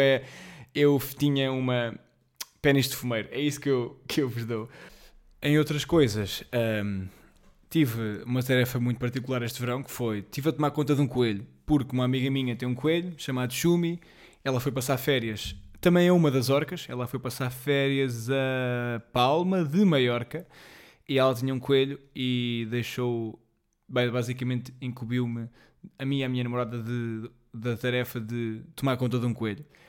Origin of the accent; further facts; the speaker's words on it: Colmeias, Centro, Portugal; moved away; eu sou de uma aldeia chamada Colmeias, como sabem, e ardeu lá bastante